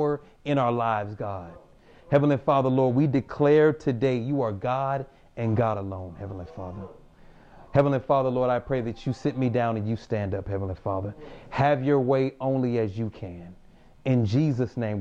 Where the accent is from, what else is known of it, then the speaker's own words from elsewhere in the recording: Houston, Texas, United States; moved away as an adult; also born or lived in Japan; I'm from Houston, Texas